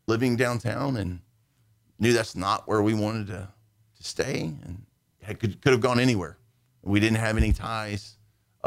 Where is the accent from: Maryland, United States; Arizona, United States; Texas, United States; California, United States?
Texas, United States; Dickinson; also born or lived in Nederland, Texas / Nacogdoches, Texas; Dad worked in refineries, moved around, ended up in Dickinson, Texas